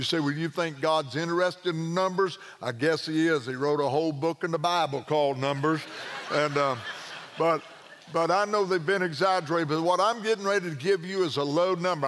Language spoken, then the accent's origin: English; Southern Illinois, United States; I was born and raised in Southern Illinois